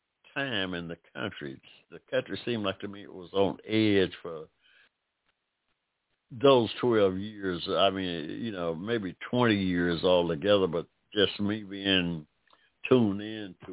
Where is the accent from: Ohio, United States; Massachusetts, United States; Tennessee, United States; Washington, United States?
Ohio, United States; Barberton; moved away as an adult; also born or lived in Akron, Ohio; now in Georgia, United States; I went to school in Ohio, my middle school, part of my elementary and through high school in Ohio, and a little town called Barberton, Ohio